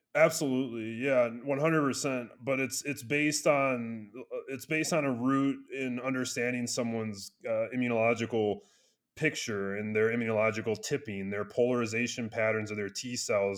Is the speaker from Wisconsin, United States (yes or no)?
yes; Wisconsin, United States; now in Colorado, United States; I'm from Wisconsin.